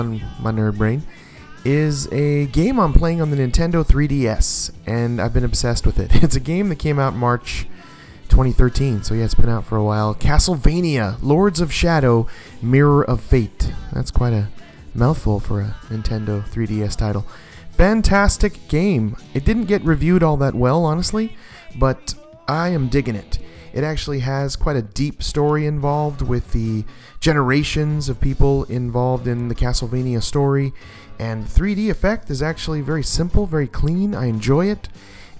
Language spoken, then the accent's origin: English; Hawaii, United States; He knows I'm Hawaiian